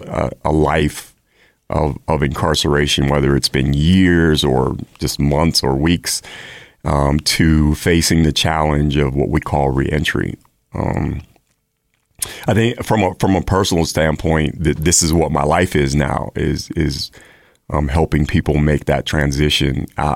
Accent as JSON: {"language": "English", "region": "Maryland", "country": "United States", "tie": "born or raised there", "also_born_or_lived": "El Paso, Texas", "said": "I grew up, as you mentioned, I grew up in Maryland. I'm a Air Force brat. So my father, we lived in several places in the country growing up. I was adopted. I was born in Texas, El Paso, Texas."}